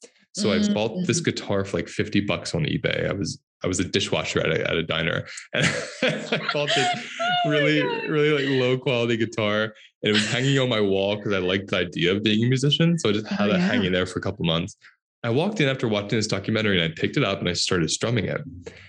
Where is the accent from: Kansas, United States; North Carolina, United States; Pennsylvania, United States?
Pennsylvania, United States; Southern Pennsylvania. So it's like, oh. Yeah, it's like being in Tennessee, you know?